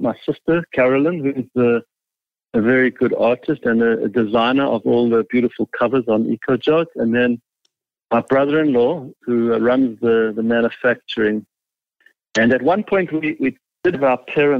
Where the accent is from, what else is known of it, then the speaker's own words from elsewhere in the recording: Johannesburg, Gauteng, South Africa; first language English; moved away as an adult; now in Toronto, Canada; I'm born and raised in Johannesburg, South Africa.